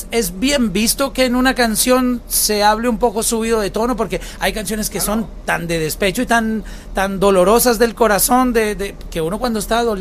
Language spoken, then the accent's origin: Spanish; Colombia; Huila es un departamento de mi país, ah, de Colombia.